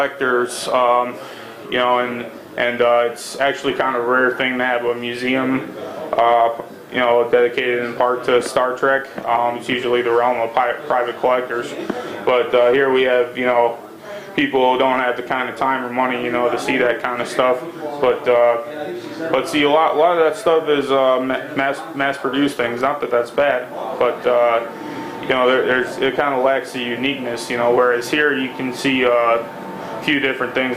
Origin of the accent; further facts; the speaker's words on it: Chicago, Illinois, United States; moved away as an adult; now in Riverside, United States; I'm from Chicago originally.